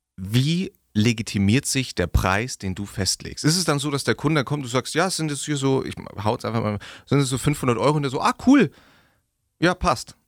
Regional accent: Augsburg, Bavaria, Germany; Wir sind aus Augsburg.

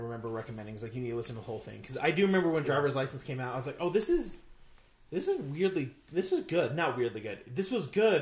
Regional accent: Las Vegas, Nevada, United States; I grew up in Las Vegas, the Las Vegas area

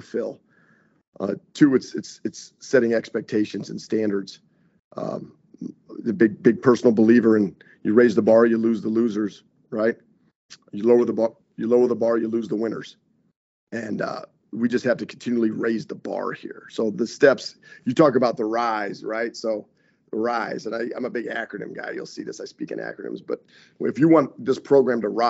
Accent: Wyoming, United States; now in Green Bay, United States; I grew up in Wyoming

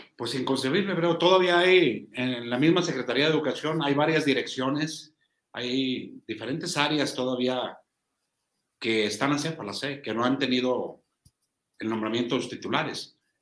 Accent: Zacatecas, Mexico; nuestro estado

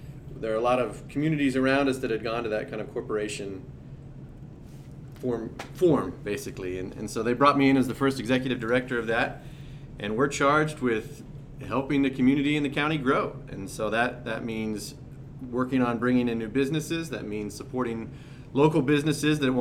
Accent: Ellsworth, Kansas, United States; now in Liberal, United States; Born and raised in Ellsworth, Kansas, moved to Liberal in 2006

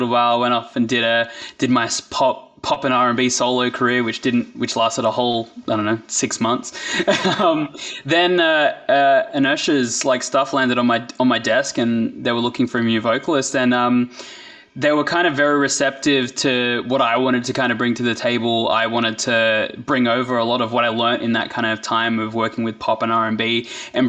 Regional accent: Blacktown, New South Wales, Australia; Blacktown, which is like my hometown

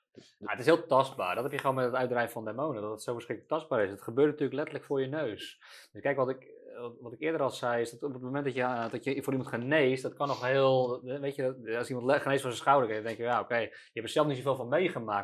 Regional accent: Netherlands; we als Nederlanders

